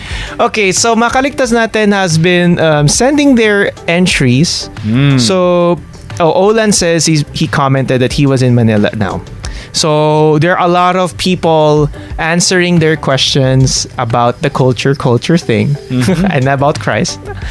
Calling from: Bangladesh; Hello. Yes, I'm listening from Bangladesh.

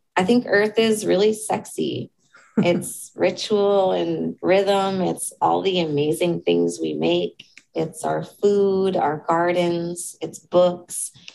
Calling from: Seoul, South Korea; I'm calling in from Seoul, South Korea.

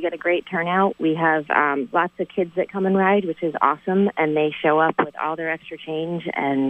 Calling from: North Ferrisburg, Vermont, United States; from North Ferrisburg.

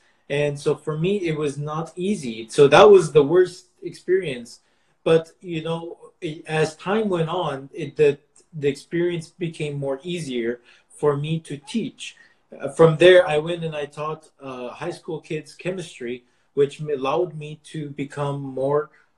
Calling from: Lake Forest, California, United States; I'm coming from Lake Forest, California. That's near Irvine.

